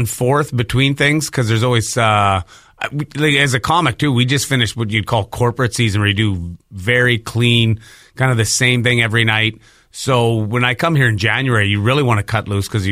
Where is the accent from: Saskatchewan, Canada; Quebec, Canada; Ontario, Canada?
Saskatchewan, Canada; I'm from Saskatchewan